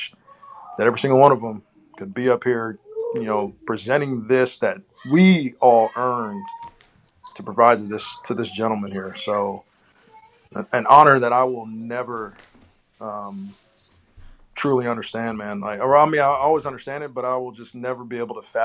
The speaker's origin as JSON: {"language": "English", "town": "Houston", "region": "Texas", "country": "United States", "tie": "born or raised there", "said": "Born and raised in Houston, Texas"}